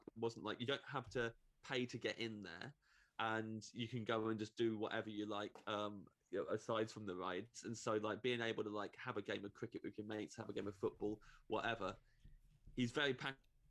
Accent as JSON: {"language": "English", "town": "Kettering", "region": "East Midlands", "country": "United Kingdom", "tie": "born or raised there", "said": "We grew up in a place that I think is more fun than it thinks it is. But definitely the kind of motto is that it's a dump and it's not good and Kettering's not good"}